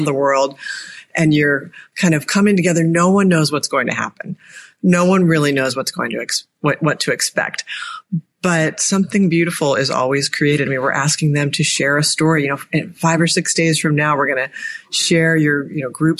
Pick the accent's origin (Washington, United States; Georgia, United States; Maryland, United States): Maryland, United States; Annapolis; my hometown here in Annapolis, Maryland